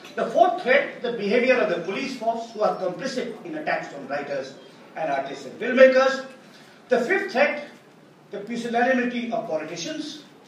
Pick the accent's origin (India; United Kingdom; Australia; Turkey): India; Karnataka; Bellary in my home state